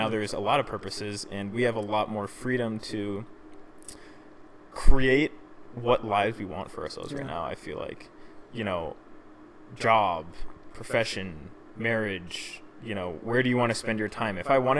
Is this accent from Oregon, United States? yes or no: no; Boston, Massachusetts, United States; I feel like people are kind of different out there, and, like, I grew up in Boston.